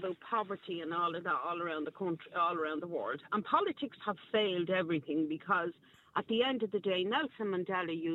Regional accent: Dublin, Leinster, Ireland; I'm actually from Crumlin.

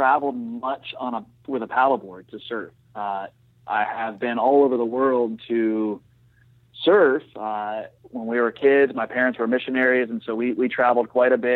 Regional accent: Stuart, Florida, United States; I'm from Stewart originally, so grew up surfing down there and the power plant and the rocks.

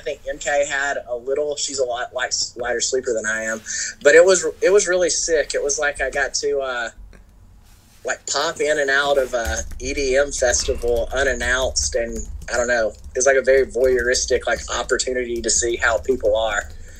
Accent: Florida, United States; I don't surf. I'm from Florida. We fish.

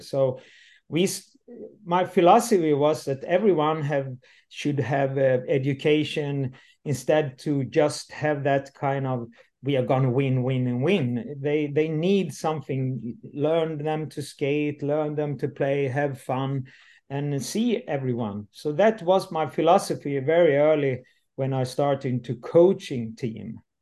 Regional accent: Landsbro, Jönköping County, Sweden; English is a second language; moved away; also born or lived in North Sweden / Gothenburg; I'm I'm coming from the South Sweden, from uh, Småland, and uh, today I'm uh, 59, uh, and I leave uh, very early the the village. I come from uh, Landsbro

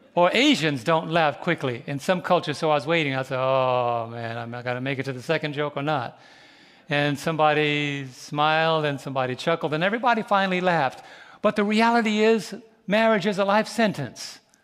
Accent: New York City, New York, United States; Growing up in New York City years ago

